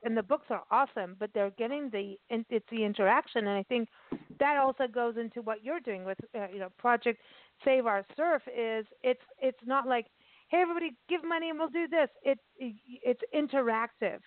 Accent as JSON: {"language": "English", "town": "Port Elizabeth", "region": "Eastern Cape", "country": "South Africa", "tie": "born or raised there", "moved": "yes", "said": "I grew up in South Africa, like in my teens, right? And um, right. And I and I lived in Port Elizabeth"}